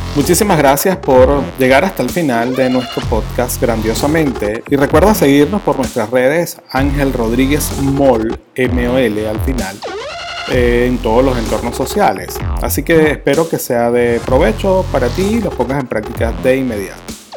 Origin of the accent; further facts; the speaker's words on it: Venezuela; ciertamente soy venezolano